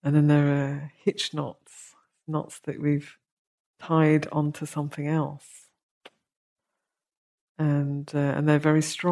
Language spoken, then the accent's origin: English; United Kingdom; we're British